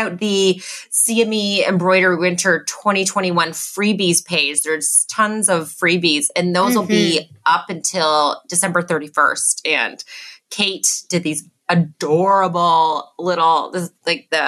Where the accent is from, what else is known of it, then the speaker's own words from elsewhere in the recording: Canada; being Canadian